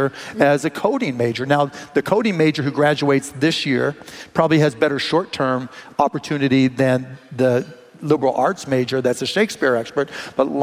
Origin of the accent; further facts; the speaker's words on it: Pittsburgh, Pennsylvania, United States; now in Dallas, United States; I grew up in Pittsburgh